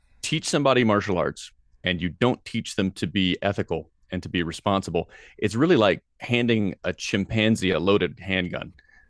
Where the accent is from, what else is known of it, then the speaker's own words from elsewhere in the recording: Tennessee, United States; I mean, I was raised in Tennessee, and there's a lot of wonderful things about the South.